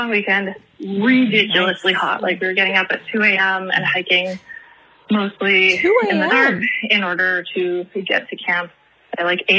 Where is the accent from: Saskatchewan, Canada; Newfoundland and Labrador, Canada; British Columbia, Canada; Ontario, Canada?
Ontario, Canada; Toronto; I am from Toronto, Canada.